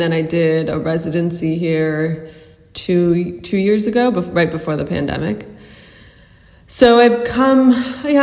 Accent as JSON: {"language": "English", "town": "Toronto", "region": "Ontario", "country": "Canada", "tie": "born or raised there", "moved": "as an adult", "lives_now": "Lisbon, Portugal", "said": "I was born and raised in Toronto"}